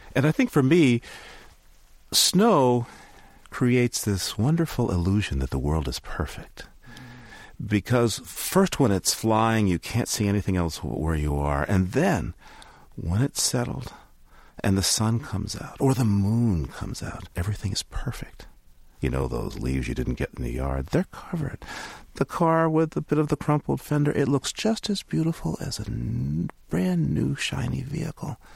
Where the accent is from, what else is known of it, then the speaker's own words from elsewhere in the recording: New Hampshire, United States; I'm from the East Coast, yes, New Hampshire